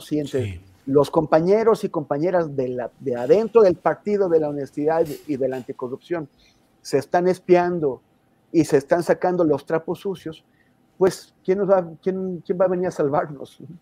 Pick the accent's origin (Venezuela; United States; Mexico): Mexico; como mexicano